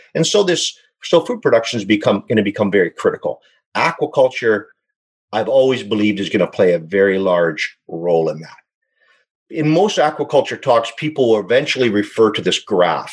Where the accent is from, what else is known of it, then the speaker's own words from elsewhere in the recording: Saskatchewan, Canada; moved away as an adult; now in British Columbia, Canada; born and raised in Saskatchewan, but I moved out to BC